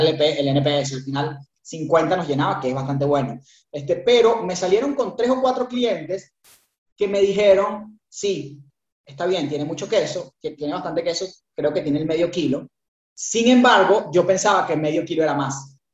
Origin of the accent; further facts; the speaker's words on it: Venezuela; accent: Venezuelan; moved away as an adult; also born or lived in Buenos Aires, Argentina; now in Uruguay; yo soy venezolano, escucharán mi, tonada, este, de Venezuela